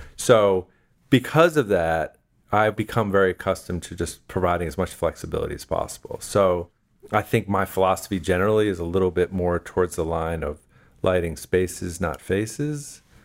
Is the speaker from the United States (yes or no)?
yes; New Jersey, United States; I'm from New Jersey